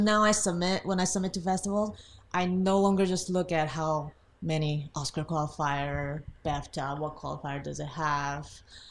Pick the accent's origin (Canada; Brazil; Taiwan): Taiwan; moved away as an adult; now in Los Angeles, United States; So I was from Taiwan. I moved to LA 5 years ago.